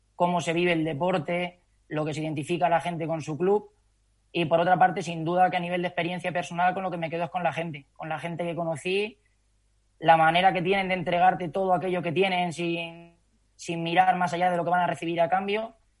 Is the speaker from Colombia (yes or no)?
no; Calzada de Calatrava, Castilla-La Mancha, Spain; moved away as an adult; also born or lived in Madrid; empecé trabajando en el gimnasio de mi pueblo, en Calzada de Calatrava